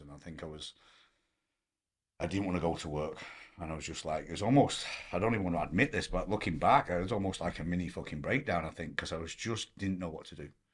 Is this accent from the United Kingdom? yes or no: yes; Blackpool, North West England, United Kingdom; moved away as an adult; also born or lived in Manchester / Hong Kong; now in Los Angeles, United States; I grew up in Blackpool